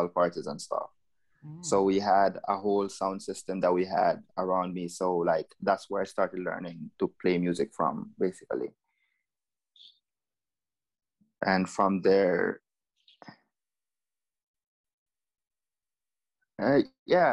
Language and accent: English; Jamaica; now in Curaçao; I'm originally from Jamaica